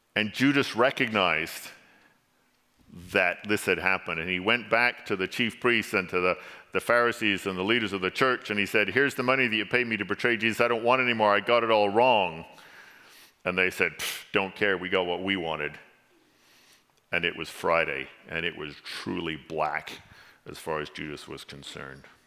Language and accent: English; England, United Kingdom; now in Canada; my accent gives me away because there's a few words I can't say because I was originally born in England, and y'all have an accent. English people don't have accents, so I've gained an accent coming to Canada